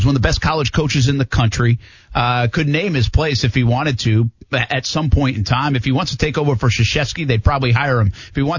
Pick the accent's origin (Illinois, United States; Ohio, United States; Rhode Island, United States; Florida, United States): Rhode Island, United States; Providence; moved away; I'm from Rhode Island. I mean, it was Providence.